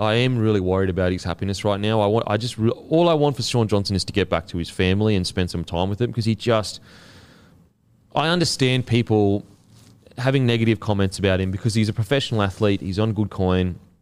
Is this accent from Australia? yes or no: yes; Australia; as an Australian